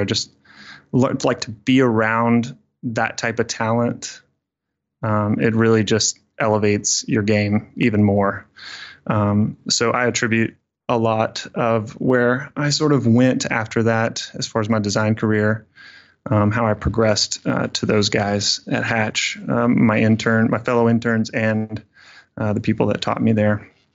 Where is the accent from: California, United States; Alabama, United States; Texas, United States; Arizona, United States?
Alabama, United States; Fairhope; I grew up in Southern Alabama. Um, very small town called Fairhope